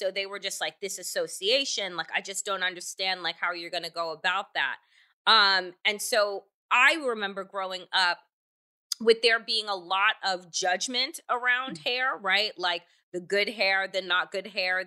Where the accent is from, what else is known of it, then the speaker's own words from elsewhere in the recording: United States; I was born in the United States